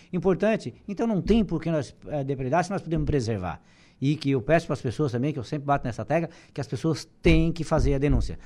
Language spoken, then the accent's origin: Portuguese; Araranguá, Santa Catarina, Brazil